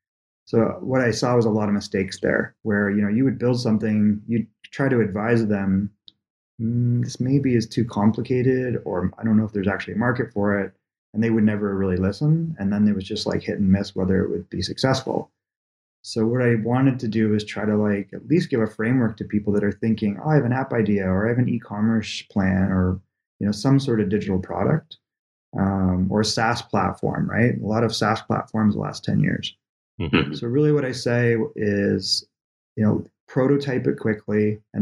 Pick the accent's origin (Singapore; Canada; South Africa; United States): Canada; moved away; But in those days, I moved from Canada, basically, to California.